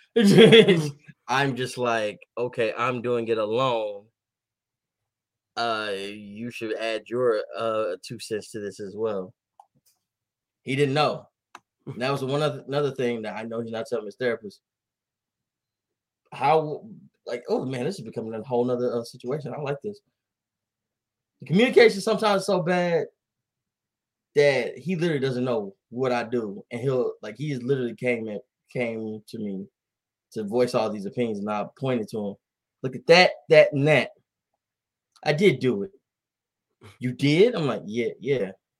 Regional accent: Dallas, Texas, United States; I'm from here. I'm from Oak Cliff

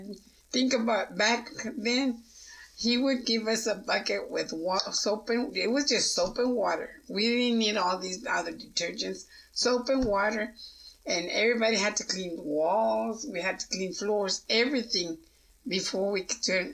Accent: Pecos, Texas, United States; I grew up in Pecos, and to me it was kind of, well, I better say it, racist

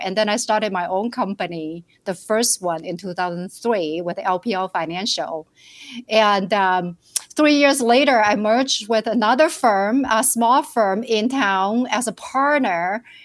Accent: Shenzhen, Guangdong, China; English is a second language; moved away as an adult; also born or lived in rural village, China / Minneapolis, United States; now in United States; I was, uh, born and raised in China in a rural village

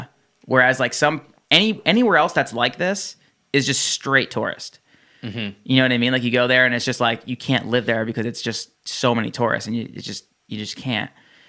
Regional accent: New Jersey, United States; I grew up in New Jersey, and I went to New York City a lot, and Florida, and like the whole East Coast

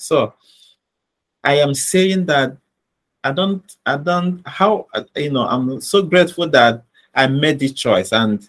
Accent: Nigeria; born there; Being born in Nigeria, my parents are living here in Nigeria. My siblings are here in Nigeria. The greater part of me, is found here in Nigeria.

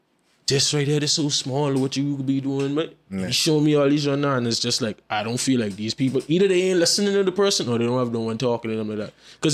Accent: Florida, United States; born there; I was born over there too. I was born in Florida.

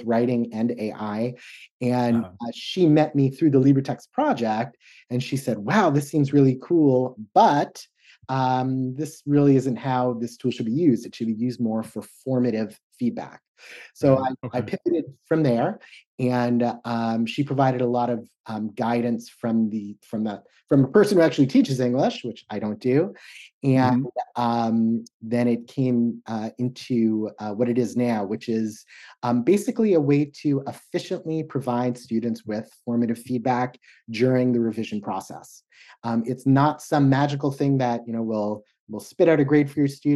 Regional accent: the Northwest, Pacific Northwest, United States; I'm from the Northwest

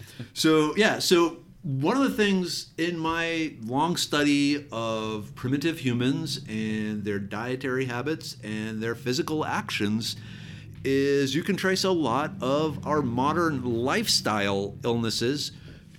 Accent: Minnesota, United States; moved away as an adult; now in Texas, United States; I actually grew up in Minnesota. I did not move to Texas until 1997 after I finished grad school.

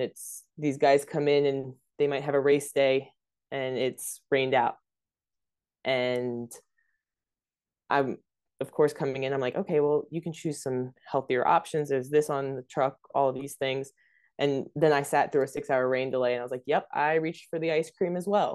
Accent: Delaware, United States; moved away; also born or lived in North Carolina; I'm from Delaware

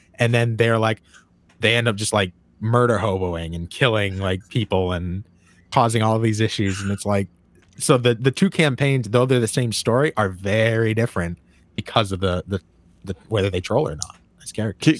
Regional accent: Maine, United States; I'm from Maine

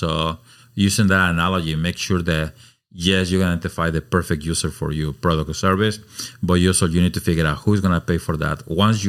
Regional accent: Mexico City, Mexico; moved away as an adult; now in Oregon, United States; Born and raised in Mexico City. I spent my life in a very cosmopolitan, beautiful city. Moved to Oregon about 26.

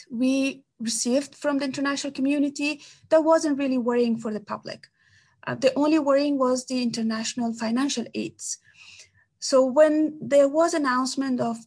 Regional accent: Kabul, Afghanistan; I'm from Afghanistan. I'm Afghan, so it doesn't matter which part. But I lived my whole life, most part of my life, in Kabul, the capital.

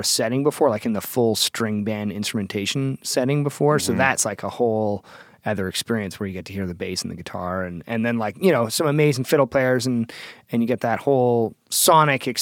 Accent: Toronto, Ontario, Canada; I'm from Toronto, Ontario.

